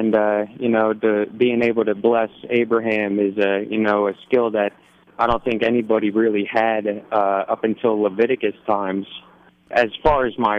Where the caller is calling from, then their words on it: Bensalem, Pennsylvania, United States; Bensalem, Pennsylvania.